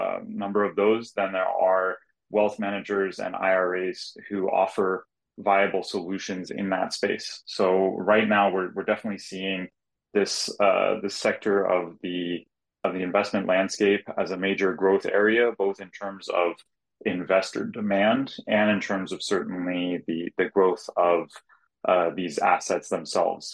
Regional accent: Silicon Valley, California, United States; I grew up in the Silicon Valley area

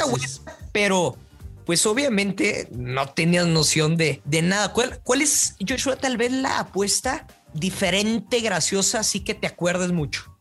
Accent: northern Mexico, Mexico; como buen norteño

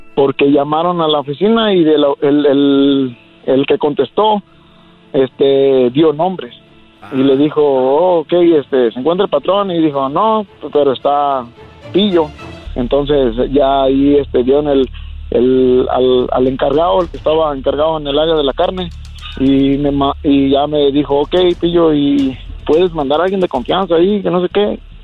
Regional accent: Jalisco, Mexico; moved away

